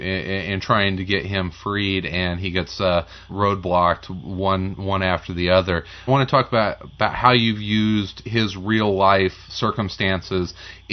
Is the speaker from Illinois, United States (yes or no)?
yes; Marion, Illinois, United States; now in Chicago, United States; I'm from Marion, Illinois